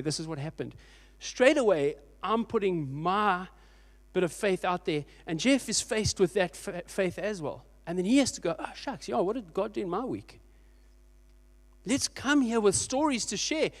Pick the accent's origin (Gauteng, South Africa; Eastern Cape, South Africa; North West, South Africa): Eastern Cape, South Africa; Port Elizabeth; Thirty years ago, I grew up in Port Elizabeth in a little church.